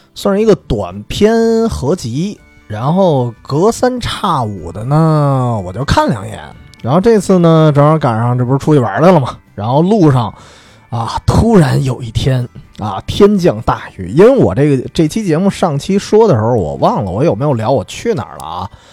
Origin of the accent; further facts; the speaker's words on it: northern China, China; 我作为一个，就作为一个北方人